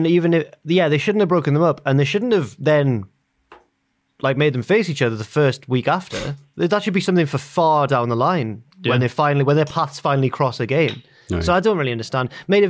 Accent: Newcastle upon Tyne, North East England, United Kingdom; Growing up in Newcastle

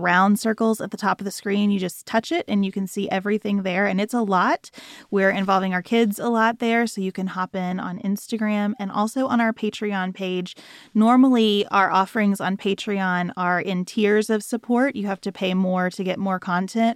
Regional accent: United States; as an American

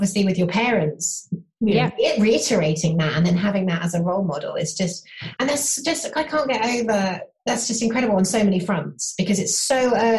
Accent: United Kingdom; and being British

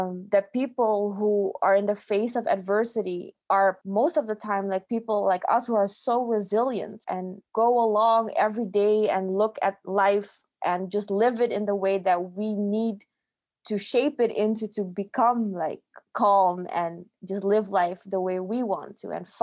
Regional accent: Aruba; growing up and being born on an island that wasn't the place where my parents were born

